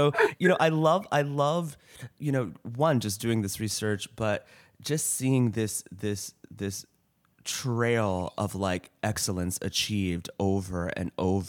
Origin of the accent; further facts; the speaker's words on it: St. Louis, Missouri, United States; growing up in St. Louis in, you know, the 90s and the 2000s, my school was not very diverse.